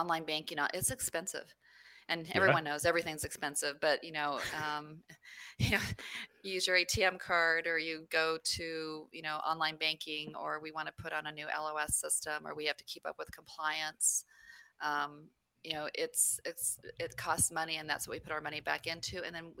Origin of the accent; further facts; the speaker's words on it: New Mexico, United States; also born or lived in San Francisco Bay Area, California; I was born in the Bay Area, and okay. But I grew up in New Mexico. Most of my time was spent in New Mexico.